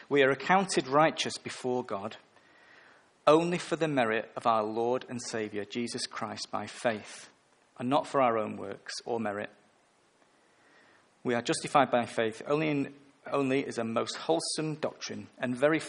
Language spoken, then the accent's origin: English; England, United Kingdom; I'm English, a male and a middle-aged